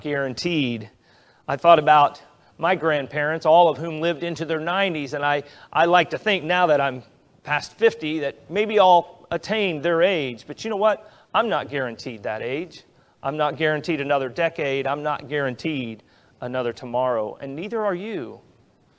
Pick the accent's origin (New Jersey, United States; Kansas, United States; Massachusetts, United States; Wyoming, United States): Kansas, United States; coming to my hometown in Kansas when I was a teenager